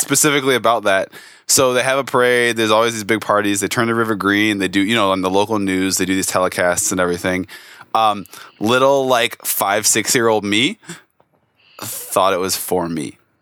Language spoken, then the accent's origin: English; Chicago, Illinois, United States; I was born and I grew up in and around Chicago, like, you know, in the city, the suburbs